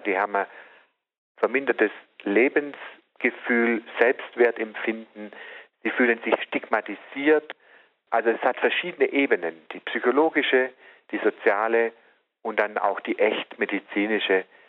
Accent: Southern Germany, Germany; bei uns im Süden

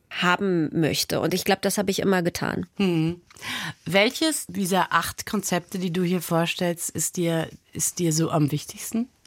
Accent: East Germany, Germany; ich würde mich immer ganz stark als, als Ostdeutsche bezeichnen und gleichzeitig aber eben auch als Jüdin.

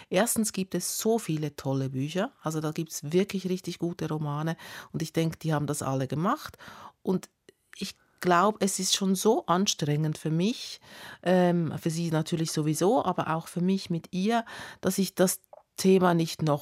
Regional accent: Italy; vor allem das ähm, Tante Anni, also oder wie ich als Italienerin Zianni.

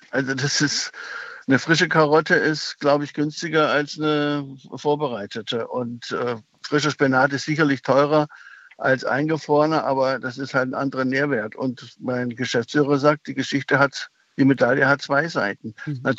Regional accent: Baden-Württemberg, Germany; Ich bin Schwabe, äh, ich, die können rechnen.

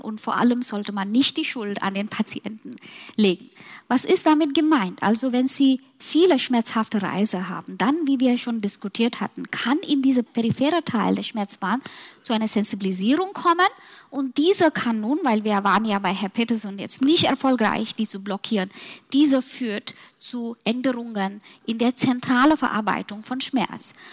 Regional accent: Mumbai, Maharashtra, India; German is a second language; now in Germany; nach meinen Heimat gehen, Mumbai

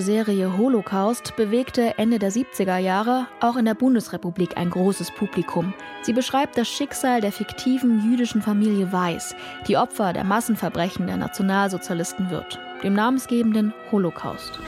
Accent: Saxony, Germany; Ich komme aus Sachsen

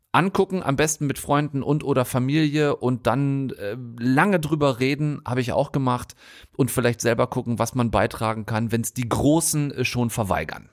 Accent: North Rhine-Westphalia, Germany; moved away; Meine alte Heimat auf halbem Weg zwischen Bonn und Wolfsburg. Das ist geografisch einigermaßen exakt, Frau Wollner. Das gute alte Ostwestfalen

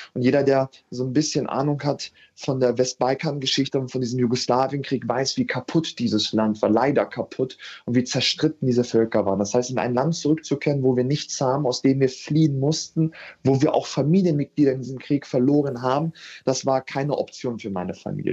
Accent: Hanover, Lower Saxony, Germany; 93 in Hannover geboren zu sein. Mhm. Das heißt, ich bin ein waschechter Hannoveraner

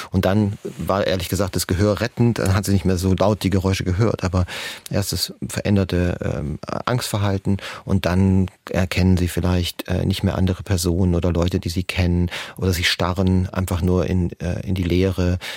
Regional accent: Tübingen, Baden-Württemberg, Germany; Ähm, Frau Bachleiter, erstmal ähm, äh, Grüße in meine Heimat. Ich komme ursprünglich aus Tübingen, auch wenn man es nicht mehr ganz so hört.

